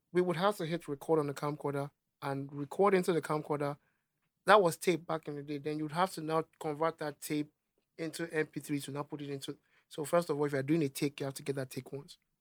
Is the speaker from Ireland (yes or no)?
no; Nigeria; accent: Nigerian; my Nigerian accent